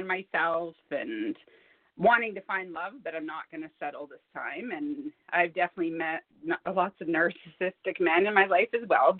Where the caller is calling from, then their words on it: Alberta, Canada; I'm calling from Alberta, Canada.